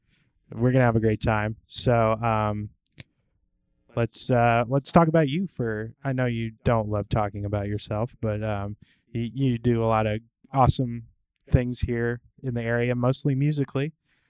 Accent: Kansas City, United States; I live in Kansas City. I'm born and raised in the Kansas City area.

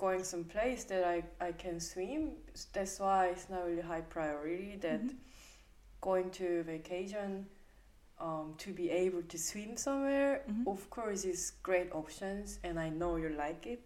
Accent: Seoul, South Korea; I'm from Seoul

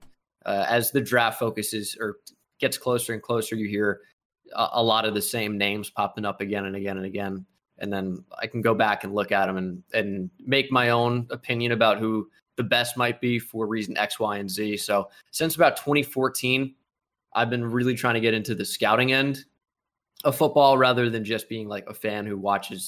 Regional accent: New Jersey, United States; I was Yankees obsessed growing up in New Jersey, you know, less than an hour away from Yankee Stadium.

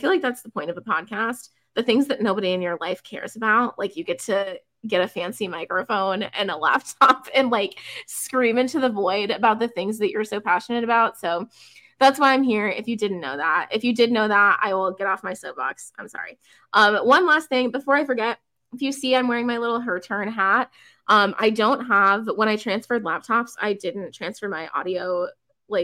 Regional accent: Letcher, South Dakota, United States; growing up in the Letcher area

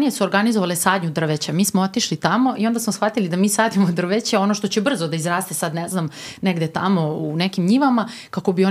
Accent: Omoljica, Vojvodina, Serbia; ja sam inače iz Omoljice

